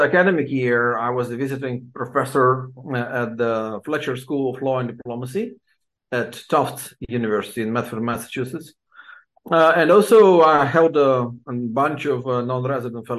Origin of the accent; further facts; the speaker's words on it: Odesa, Odesa Oblast, Ukraine; English is a second language; I've been born and raised in Odessa, Ukraine, 53